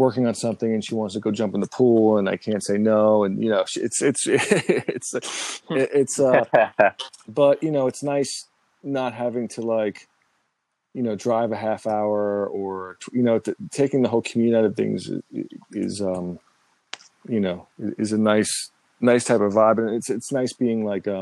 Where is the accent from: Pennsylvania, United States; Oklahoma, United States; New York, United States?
New York, United States; I was born in New York and raised here